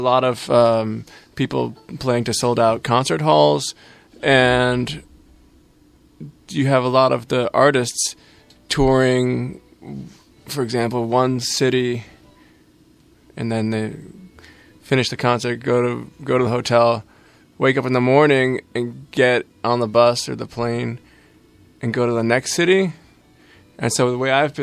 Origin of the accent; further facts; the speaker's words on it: Massachusetts, United States; moved away; also born or lived in Milan / Germany; I'm from Massachusetts